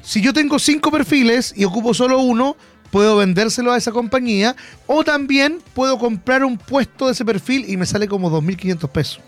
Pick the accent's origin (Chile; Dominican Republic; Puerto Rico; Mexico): Chile; uno como chileno